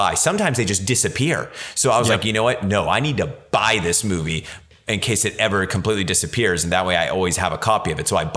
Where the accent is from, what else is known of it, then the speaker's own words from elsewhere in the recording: Central Valley, California, United States; where I grew up in the Central Valley, California